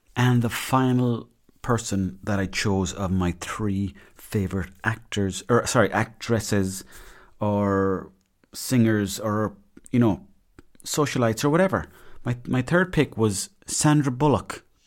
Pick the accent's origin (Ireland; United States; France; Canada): Ireland; Mayo, Connacht; I grew up in Mayo.